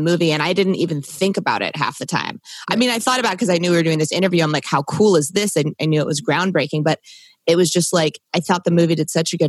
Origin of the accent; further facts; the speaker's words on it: Maryland, United States; moved away; cause I'm originally from Maryland